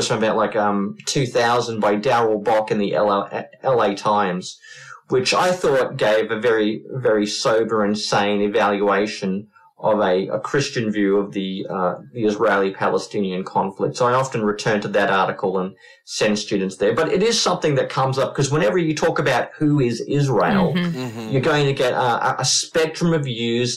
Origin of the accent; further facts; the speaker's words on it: Queensland, Australia; my home state of Queensland